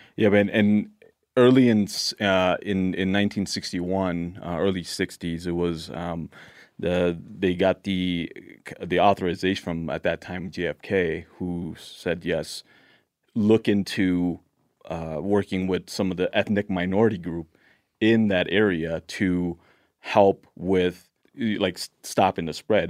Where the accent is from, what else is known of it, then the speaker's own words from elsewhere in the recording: Laos; now in Blaine, United States; I was born in Laos